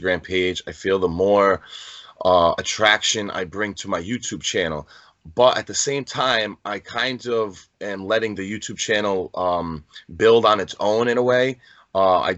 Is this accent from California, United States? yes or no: no; Rhode Island, United States; I'm from Rhode Island.